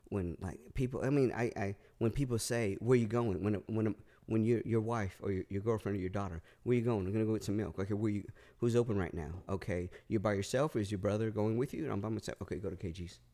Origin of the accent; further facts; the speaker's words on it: Northern California, United States; also born or lived in Los Angeles, California / North Carolina; We moved from Southern to Northern California